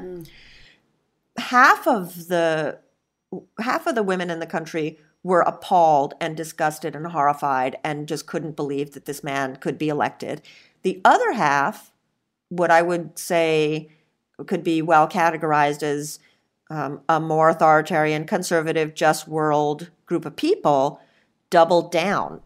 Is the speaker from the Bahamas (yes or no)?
yes; Bahamas; I'm part Lebanese and I grew up in the Bahamas